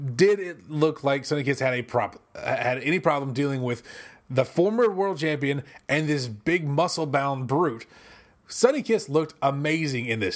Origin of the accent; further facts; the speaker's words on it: United States; I'm an American.